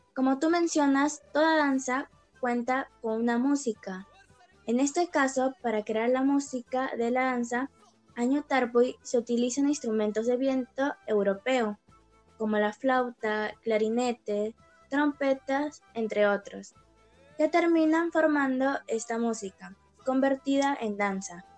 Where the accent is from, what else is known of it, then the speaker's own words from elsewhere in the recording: Peru; sentirnos mucho más orgullosos de ser peruanos